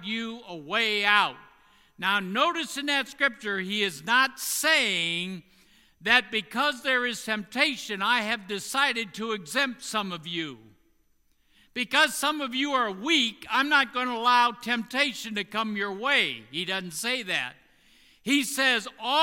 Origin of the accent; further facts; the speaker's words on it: Indiana, United States; in Indiana, my home state